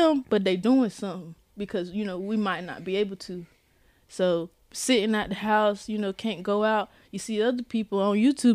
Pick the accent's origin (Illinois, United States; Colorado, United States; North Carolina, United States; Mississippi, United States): North Carolina, United States; Goldsboro; also born or lived in Fayetteville, North Carolina; I was born in South Carolina, but we moved here to North Carolina when I turned 8. And so we've been here ever since